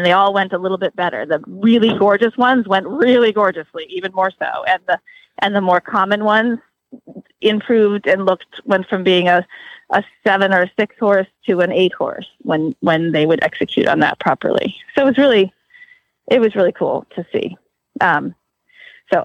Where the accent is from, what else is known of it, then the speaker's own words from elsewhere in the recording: New England, United States; also born or lived in Maryland; now in Florida, United States; I grew up in New England and I've been in Maryland for years and I'm sort of new to Florida.